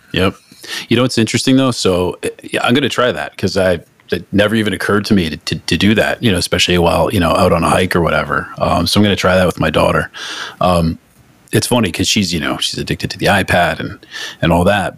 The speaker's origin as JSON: {"language": "English", "region": "Northeast", "country": "United States", "said": "I'm from the Northeast"}